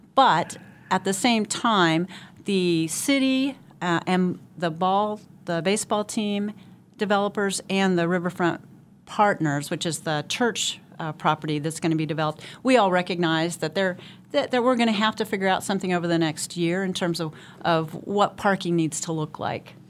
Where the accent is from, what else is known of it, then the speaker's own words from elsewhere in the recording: Wichita, Kansas, United States; I was born and raised here, went to high school here, went away from college for a little while, but did graduate from Wichita State